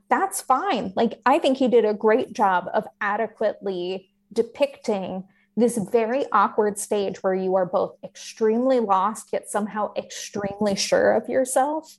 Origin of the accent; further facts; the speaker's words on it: the West, United States; I grew up in the West